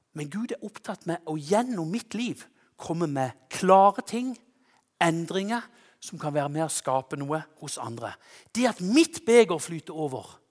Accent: Konsmo, Agder, Norway; hjemme i Konsmo

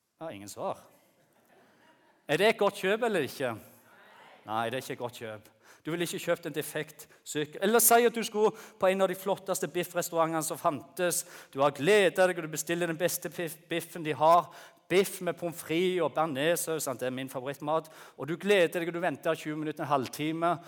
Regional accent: Bryne, Rogaland, Norway; moved away as an adult; now in Lyngdal, Norway; jeg kom opprinnelig fra Jæren. Dere vet, du, du hører sikkert det. Fra Bryne

